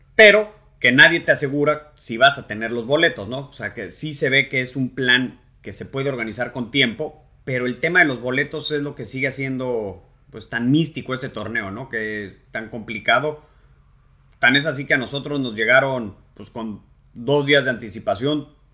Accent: Mexico; no visitaríamos como golfistas mexicanos nunca

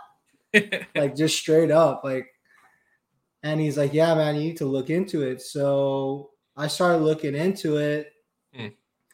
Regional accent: Kahului, Hawaii, United States; moved away as an adult; now in Nashville, United States; I'm originally from Kahului, Hawaii

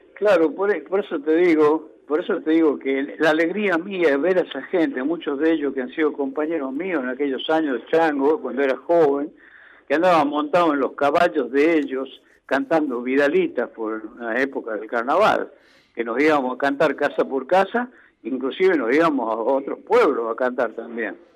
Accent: La Rioja, Argentina; moved away; also born or lived in Chuquis; fueron los años que yo viajé, que me fui eh, de La Rioja

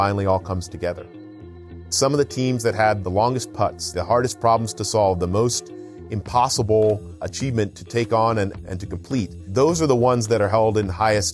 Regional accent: East Coast, United States; now in Southern California, United States; I grew up on the East Coast in a small farm town

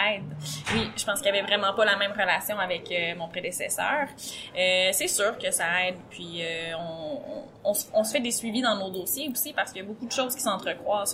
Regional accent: Gaspésie, Quebec, Canada

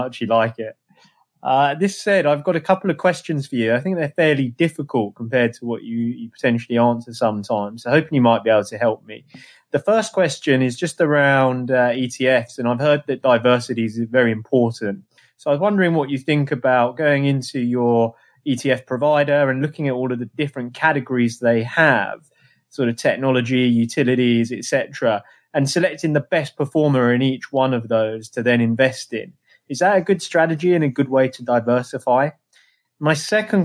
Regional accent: England, United Kingdom; now in New York, United States; I'm an English guy in New York

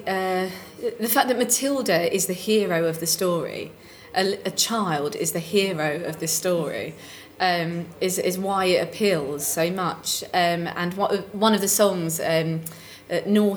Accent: Romford, London, United Kingdom; in Essex, in Romford

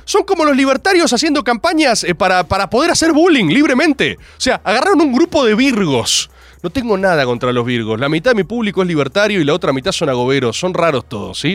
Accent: Argentina; Soy argentino

